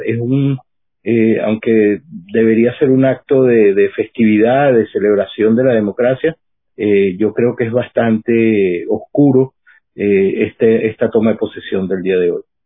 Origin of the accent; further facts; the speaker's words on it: Venezuela; now in United States; yo como venezolano